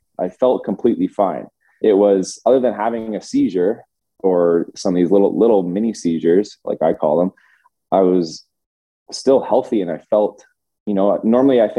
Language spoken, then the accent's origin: English; London, Ontario, Canada; I grew up in London, Ontario